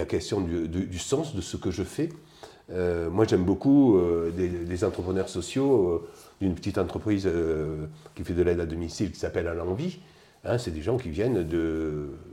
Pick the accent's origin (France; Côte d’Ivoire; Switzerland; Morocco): France; Digne-les-Bains, Provence-Alpes-Côte d'Azur; moved away as an adult; also born or lived in Seine-et-Marne / Strasbourg / Pyrénées-Orientales / Pas-de-Calais; Je suis des Alpes de provence euh, dans les alentours de Digne